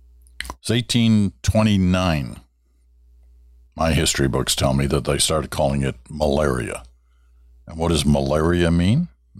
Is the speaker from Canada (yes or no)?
no; Kuala Lumpur, Malaysia; also born or lived in England; I was born in England, as I've told you before, and the early childhood was actually in what was then Malaya, now Malaysia, in KL, Kuala Lumpur.